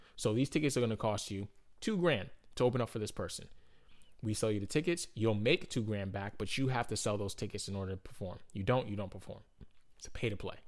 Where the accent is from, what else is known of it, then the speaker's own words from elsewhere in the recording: Boston, Massachusetts, United States; I'm like from Boston